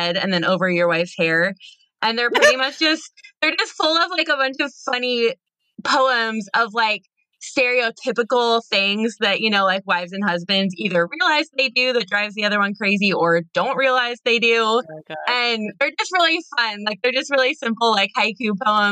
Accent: Burlington, Iowa, United States; Burlington, Iowa, which is my hometown

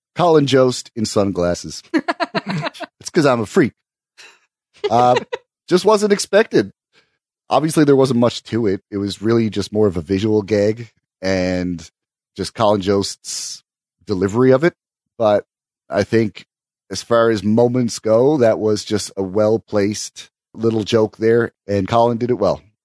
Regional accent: Canada; I am too Canadian

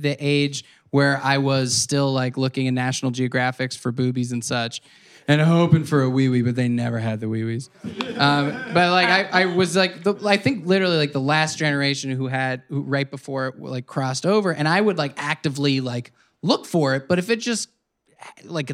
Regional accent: Midwest, United States; moved away; I spent some time growing up in the Midwest

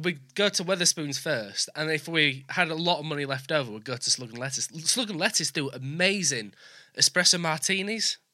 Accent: Leeds, Yorkshire and the Humber, United Kingdom; now in York, United Kingdom; I'm from Leeds. I live in York

